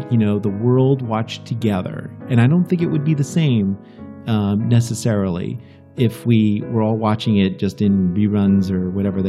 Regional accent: New York area, United States; we're from the New York area.

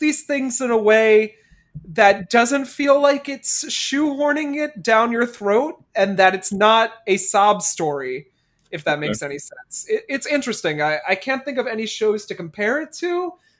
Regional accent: Newark, New Jersey, United States; they're talking about growing up in Newark all this time, and I'm just like, this is my life. This is what I was growing up on.

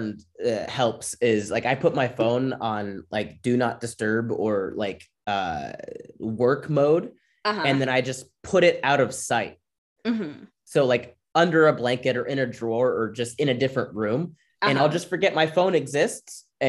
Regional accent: Florida, United States; We grew up really poor in Florida, so I was always outside doing stuff, running, playing soccer, basketball, whatever.

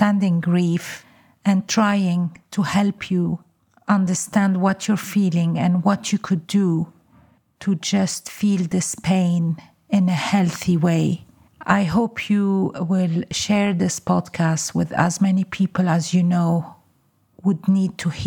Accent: Lebanon; moved away; I come from Lebanon

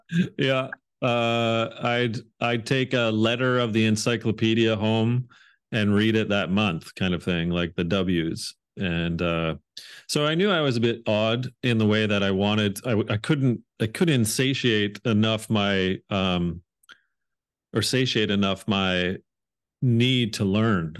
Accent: Hamilton, Ontario, Canada; also born or lived in England; I grew up outside of Toronto, uh, Ontario, um, in Canada, uh, about forty-five minutes down the road in a town called Hamilton

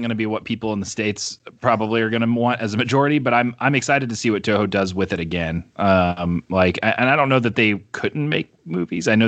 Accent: Brazil; I grew up in South America and Brazil, and I remember walking through the mall uh, with my family, my my my Christian missionary parents. That's why they were in Brazil

